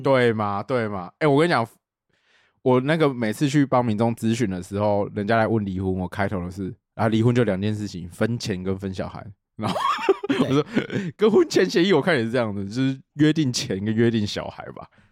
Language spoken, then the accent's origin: Chinese; Tainan, Taiwan; 因为我本来是台南人